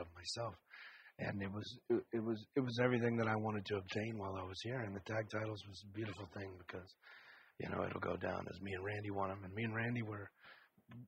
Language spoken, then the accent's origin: English; New Orleans, Louisiana, United States; New Orleans, my hometown